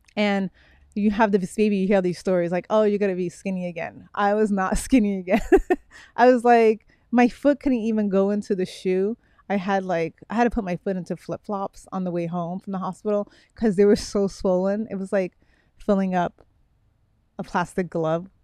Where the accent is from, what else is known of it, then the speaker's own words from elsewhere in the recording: Miami, Florida, United States; also born or lived in Brooklyn, New York; I was raised in Miami